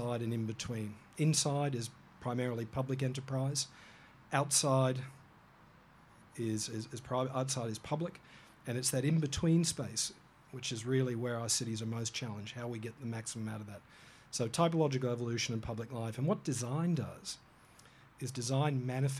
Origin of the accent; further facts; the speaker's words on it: Hong Kong; now in Australia; I was born in Hong Kong and grew up there